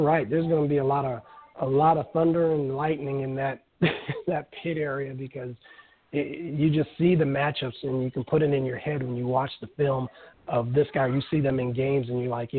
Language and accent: English; Omaha, Nebraska, United States; I'm from Omaha, Nebraska